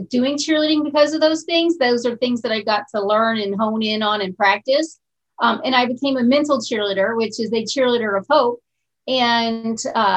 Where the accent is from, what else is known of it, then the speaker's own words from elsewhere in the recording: Bangkok, Thailand; now in Arizona, United States; I'm living in Arizona. I'm from Bangkok, Thailand.